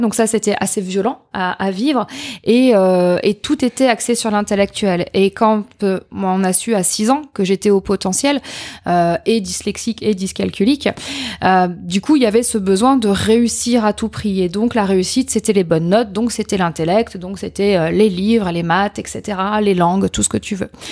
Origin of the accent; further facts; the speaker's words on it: Châteauroux, Centre-Val de Loire, France; moved away as an adult; also born or lived in Limoges / Occitanie; Je suis née à Châteauroux. Euh, concours de circonstances, indépendant de ma volonté. Euh, j'ai grandi là-bas.